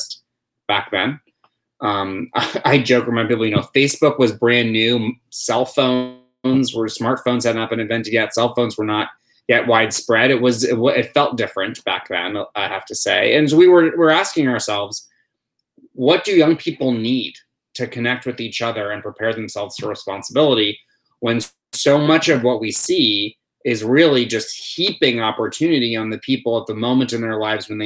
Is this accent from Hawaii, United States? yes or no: no; New York City, New York, United States; moved away; my hometown of New York City